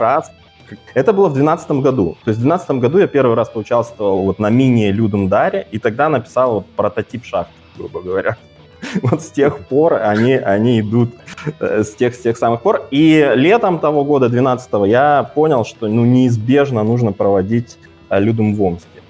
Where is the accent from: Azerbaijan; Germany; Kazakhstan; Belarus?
Kazakhstan; moved away as an adult; now in Omsk, Russia; я из Казахстана